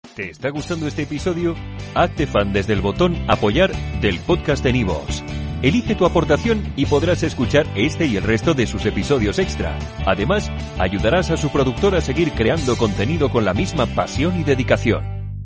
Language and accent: Spanish; Los Corrales de Buelna, Cantabria, Spain; Yo soy de los Corrales de Huelna, que es un pueblecito que está en Cantabria